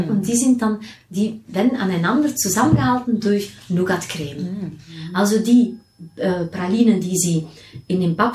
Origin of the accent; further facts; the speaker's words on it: Belgium; also born or lived in Nigeria; wenn man als Belgierin mit handgemachter Schokolade aufwächst, dann in Nigeria wohnt gar keine Schokolade kriegt